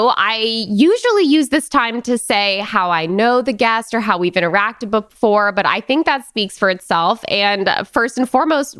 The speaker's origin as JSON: {"language": "English", "region": "northwest Connecticut", "country": "United States", "moved": "yes", "lives_now": "Bay Area, United States", "said": "I'm from like the northwest corner of Connecticut."}